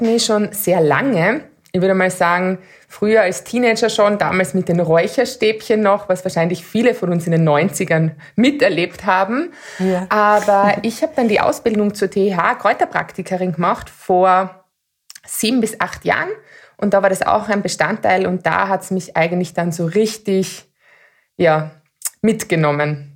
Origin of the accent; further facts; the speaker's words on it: Austria; bei uns in Österreich